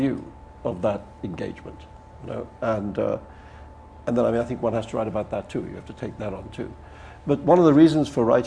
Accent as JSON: {"language": "English", "town": "Mumbai", "region": "Maharashtra", "country": "India", "tie": "born or raised there", "said": "I grew up in Bombay, which is a city that the British built in India."}